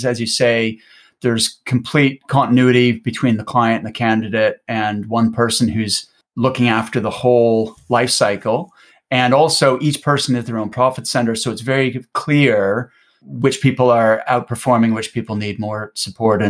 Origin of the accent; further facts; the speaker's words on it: Canada; now in United Kingdom; despite my accent, I am based in the UK